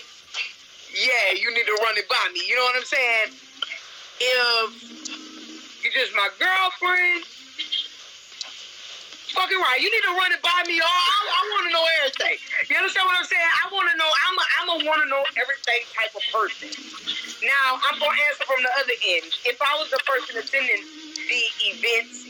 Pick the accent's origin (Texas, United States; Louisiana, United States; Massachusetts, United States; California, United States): Louisiana, United States; New Orleans; I'm from New Orleans.